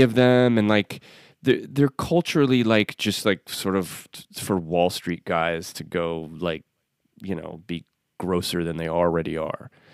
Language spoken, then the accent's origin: English; Northeast, United States; moved away; I'm from the Northeast originally